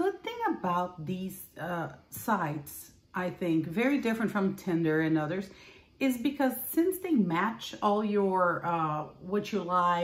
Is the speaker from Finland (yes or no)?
no; Recife, Pernambuco, Brazil; moved away as an adult; also born or lived in Angola; now in United States; I'm from Brazil, and I was born and raised in Brazil, Northeast Brazil, in Recife.